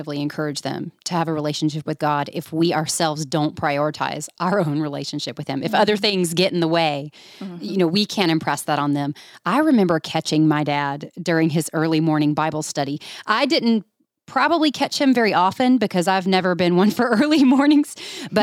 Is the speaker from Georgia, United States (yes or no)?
yes; Georgia, United States; I grew up in Georgia